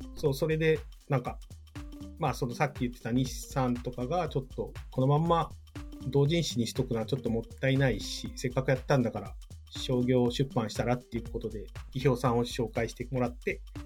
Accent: Hokkaido, Japan; moved away; also born or lived in Miyagi; 地元が北海道

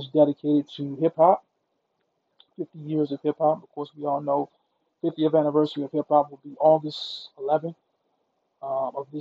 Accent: Mississippi, United States; I'm from Mississippi

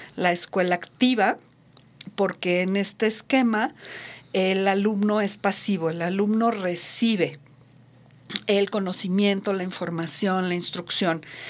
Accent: Mexico; Aquí en México

